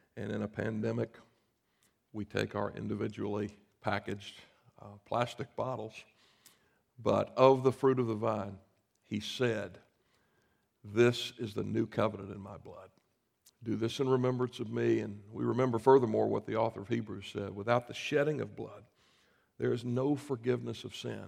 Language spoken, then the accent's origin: English; South Carolina, United States; I grew up in South Carolina